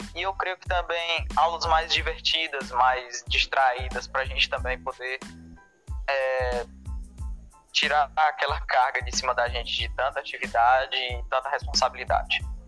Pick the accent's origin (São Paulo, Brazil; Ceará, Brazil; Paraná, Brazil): Ceará, Brazil; Fortaleza; nasci em Fortaleza e Estudo na Escola Profissionalizante José Ivanilton Nocrata